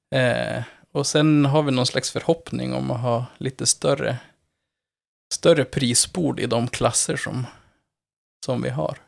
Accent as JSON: {"language": "Swedish", "region": "Norrland", "country": "Sweden", "said": "Jag, du hör jag kommer ju, jag kommer ju från Norrland"}